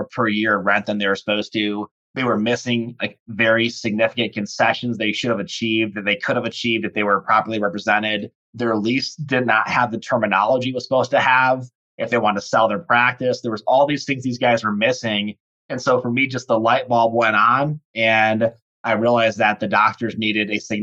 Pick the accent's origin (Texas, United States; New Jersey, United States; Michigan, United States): Michigan, United States; Charlevoix; I grew up in Northern Michigan, so Lower Peninsula, but Northern Lower Peninsula, really cool resort town called Charlevoix